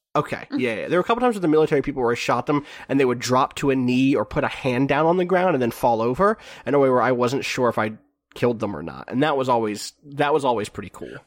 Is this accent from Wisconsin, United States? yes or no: no; New York, United States; I'm from New York